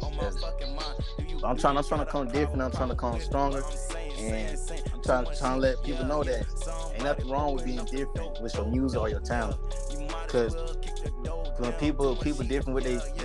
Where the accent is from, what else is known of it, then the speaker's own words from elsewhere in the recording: Florida, United States; I'm from Florida, you feel me? I was basically born down here, you feel me? Been down my whole life